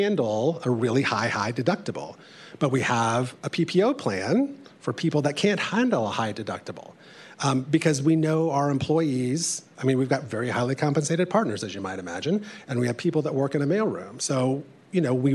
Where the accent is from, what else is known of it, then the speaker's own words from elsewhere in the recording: Indiana, United States; I come from Indiana.